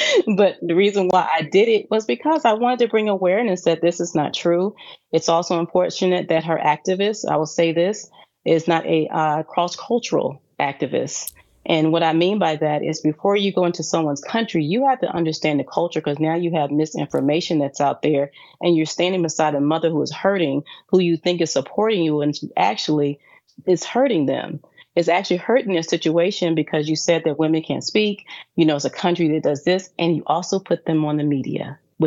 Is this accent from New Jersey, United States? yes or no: no; Raleigh, North Carolina, United States; moved away as an adult; also born or lived in Charlotte, North Carolina; now in Dubai, United Arab Emirates; I actually grew up in Raleigh, North Carolina